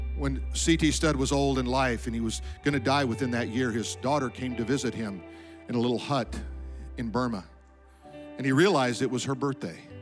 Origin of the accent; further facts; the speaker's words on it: Colorado, United States; I remember growing up, we lived in Colorado, I was born in Colorado